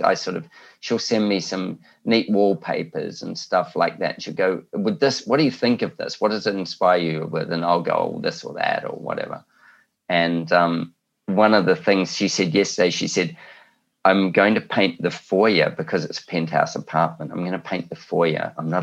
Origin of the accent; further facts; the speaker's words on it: New Zealand; now in Australia; I'm a Kiwi